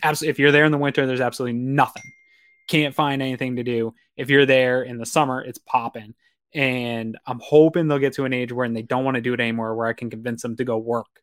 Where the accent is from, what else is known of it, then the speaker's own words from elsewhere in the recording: Maine, United States; now in Western New York, United States; I'm from Maine. originally